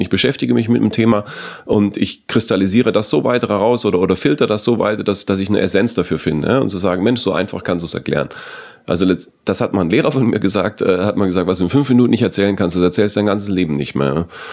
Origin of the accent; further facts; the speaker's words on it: Southern Germany, Germany; bei mir in, in meiner süddeutschen Kommune